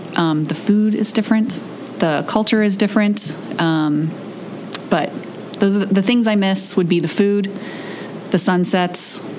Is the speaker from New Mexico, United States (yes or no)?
yes; New Mexico, United States; moved away as an adult; also born or lived in Arizona / Boston; I actually was born in Boston, but I lived in Boston, Maine. I lived in Arizona and New Mexico for most of my young life. Elementary school was Arizona, middle school and high school was in New Mexico.